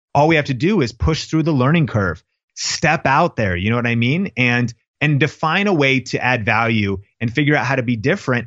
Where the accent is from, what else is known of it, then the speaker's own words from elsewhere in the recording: Seattle, Washington, United States; I grew up in Seattle